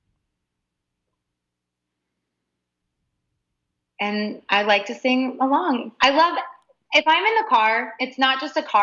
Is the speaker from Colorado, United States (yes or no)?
yes; Pueblo, Colorado, United States; the town I grew up in is Pueblo, Colorado